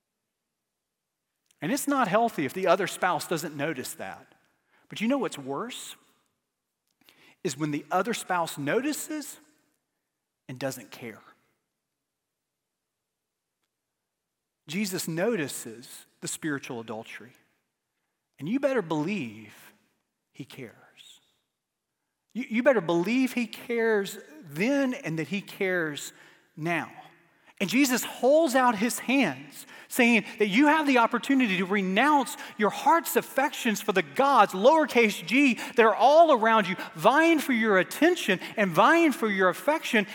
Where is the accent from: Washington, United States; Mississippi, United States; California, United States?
Mississippi, United States; Starkville; moved away; I was born in Starkville, Mississippi, the home of baseball